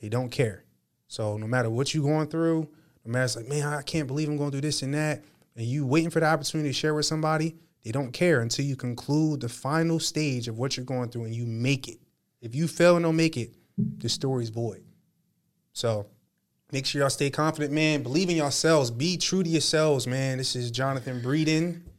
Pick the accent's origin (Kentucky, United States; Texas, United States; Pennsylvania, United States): Pennsylvania, United States; Harrisburg; I was born in Harrisburg, Pennsylvania, but my family roots are in North Carolina, right? My mom is from North Carolina